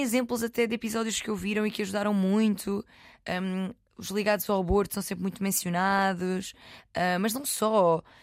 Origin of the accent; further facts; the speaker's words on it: Loulé, Algarve, Portugal; moved away; Tive uns diazinhos no Algarve, uhum. em Lolé, na minha terra